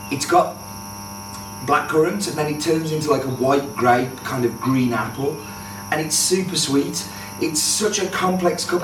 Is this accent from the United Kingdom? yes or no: yes; England, United Kingdom; wherever I go, I'm English.